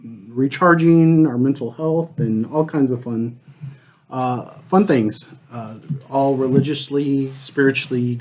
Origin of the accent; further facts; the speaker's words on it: Odessa, Texas, United States; here in Texas, mainly because I grew up in Odessa